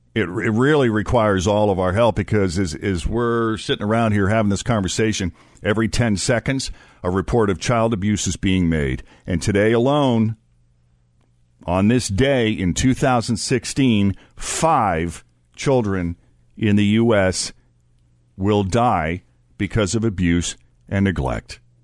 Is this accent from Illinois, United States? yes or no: no; Maynard, Massachusetts, United States; my hometown's high school, just outside of Boston, this is in Maynard, Massachusetts